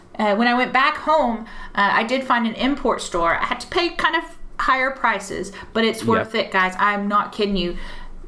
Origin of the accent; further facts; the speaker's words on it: United States; moved away as an adult; now in United Kingdom; I'm an American, and being born and raised in America